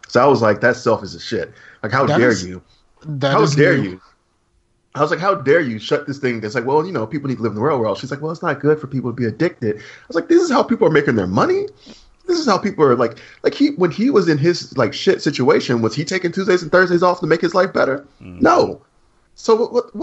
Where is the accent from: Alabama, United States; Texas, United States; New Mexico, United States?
Alabama, United States; I'm from Alabama